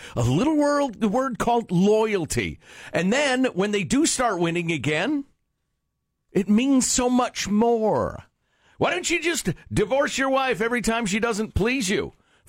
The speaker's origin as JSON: {"language": "English", "town": "Chicago", "region": "Illinois", "country": "United States", "tie": "born or raised there", "said": "I grew up in Chicago, you moron."}